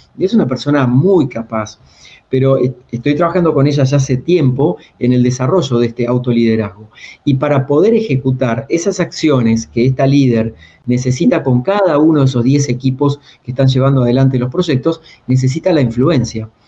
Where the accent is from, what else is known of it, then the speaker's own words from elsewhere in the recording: a town near Mar del Plata, Buenos Aires Province, Argentina; now in Buenos Aires, Argentina; yo que soy del interior, de un pueblo cerca de Mar del Plata, pueblo de 8.000 habitantes, laburo de los 8 años